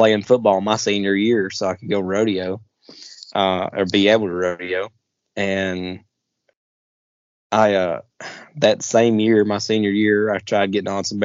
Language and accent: English; Southeast, United States; growing up in the Southeast and not being in a rodeo family